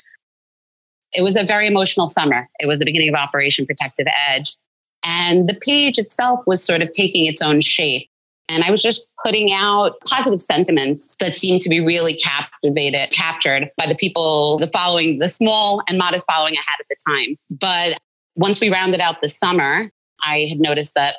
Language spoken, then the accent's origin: English; Highland Park, New Jersey, United States; now in New York, United States; I was born and raised in Highland Park, New Jersey